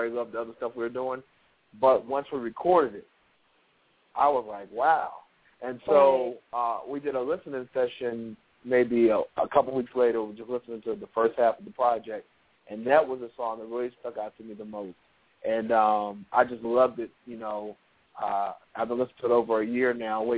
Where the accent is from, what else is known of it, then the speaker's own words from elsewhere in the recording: Richmond, Virginia, United States; moved away as an adult; now in Atlanta, United States; I was born in Richmond, Virginia. I moved to Atlanta about 5 years ago to really do this music thing.